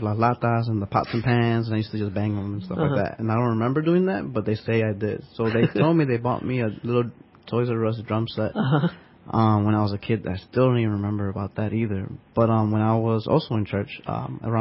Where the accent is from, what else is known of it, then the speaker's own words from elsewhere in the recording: Chicago, Illinois, United States; first language Spanish; English is a second language; I'm Puerto Rican and born and raised in Chicago